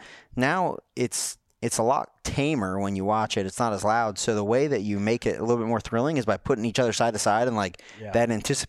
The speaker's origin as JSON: {"language": "English", "region": "North Carolina", "country": "United States", "said": "I'm from Rowan County, man. I'm from Rowan County."}